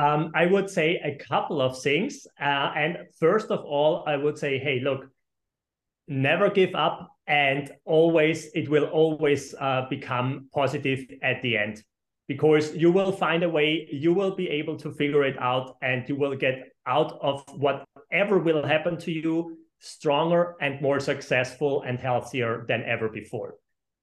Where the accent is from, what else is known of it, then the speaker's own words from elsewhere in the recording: Austria; I am originally from Austria, and I have two companies in Austria and two companies in Florida around Miami